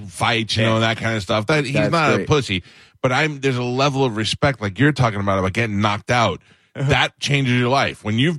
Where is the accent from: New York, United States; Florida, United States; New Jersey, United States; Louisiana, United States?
New York, United States; I grew up in New York.